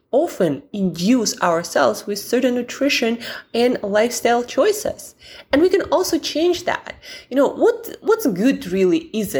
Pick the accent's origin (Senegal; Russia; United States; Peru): Russia; Siberia; I'm from Siberia where most of the year it's pretty dark, gloomy, and the weather is abysmal.